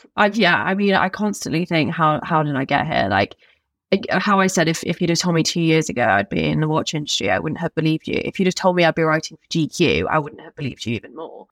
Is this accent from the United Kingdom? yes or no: yes; Staffordshire, West Midlands, United Kingdom; I went to school in the Shire